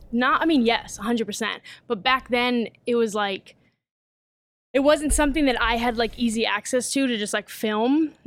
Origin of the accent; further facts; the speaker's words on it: Vallejo, California, United States; I'm from Vallejo, California. Um, grew up there